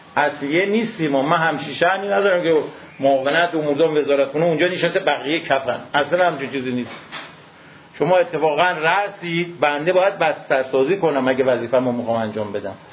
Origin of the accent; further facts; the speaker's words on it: Iran; ما ایرانیم